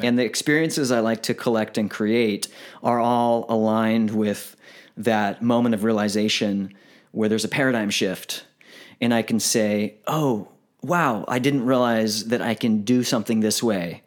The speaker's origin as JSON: {"language": "English", "town": "Galveston", "region": "Texas", "country": "United States", "tie": "born or raised there", "said": "I was born in Texas"}